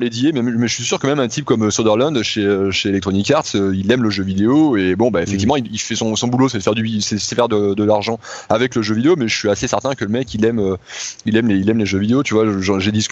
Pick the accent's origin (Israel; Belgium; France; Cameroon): France